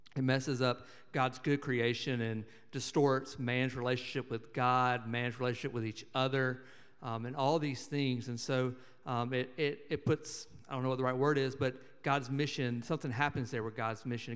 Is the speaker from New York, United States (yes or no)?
no; Montgomery, Alabama, United States; I grew up in Montgomery, Alabama